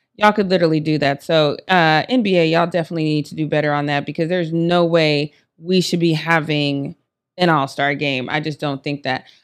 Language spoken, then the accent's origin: English; Denver, Colorado, United States; I'm from Denver